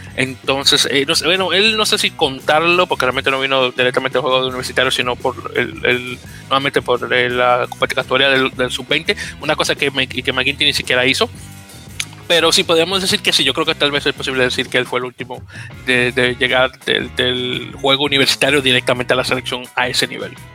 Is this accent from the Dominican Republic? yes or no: yes; Dominican Republic; como buen dominicano que soy